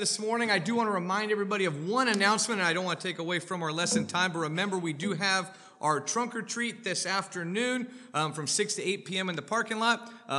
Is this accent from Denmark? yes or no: yes; Denmark; And, you know, I'm from Denmark. I thought maybe one day I'll be big and strong like these guys.